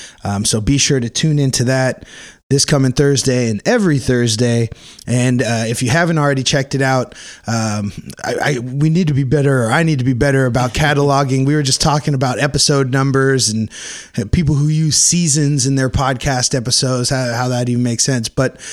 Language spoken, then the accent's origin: English; Oak Park, Illinois, United States; my hometown, Oak Park.